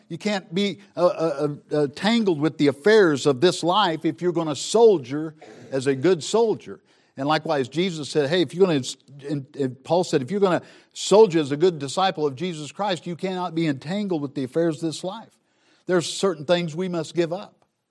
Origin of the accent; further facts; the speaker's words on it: Southern Missouri, United States; I grew up in Southern Missouri